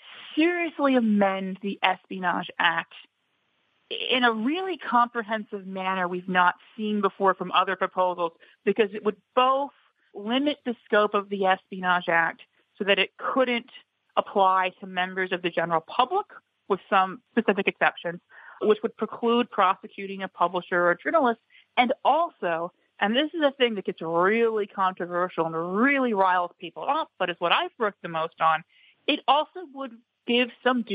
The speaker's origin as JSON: {"language": "English", "country": "United States", "said": "as an American"}